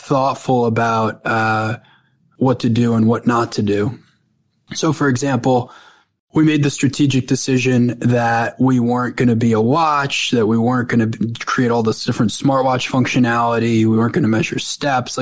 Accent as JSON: {"language": "English", "area": "North Shore of Long Island", "region": "New York", "country": "United States", "tie": "born or raised there", "said": "I grew up on the North Shore of Long Island."}